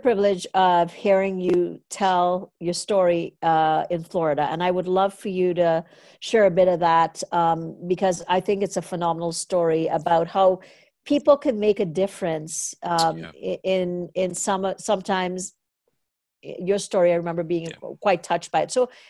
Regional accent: Canada; who is Canadian, and I'm Canadian, and we were in Cape Coral

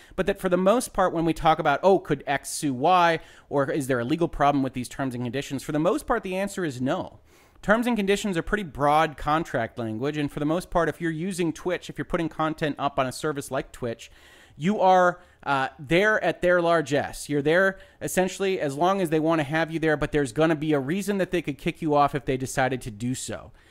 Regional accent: United States; as an American

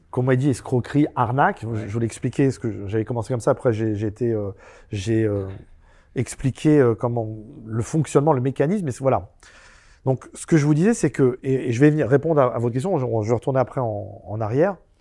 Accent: Pantin, Île-de-France, France; also born or lived in Aubervilliers; moi je suis né à Aubervilliers et j'ai grandi à Pantin

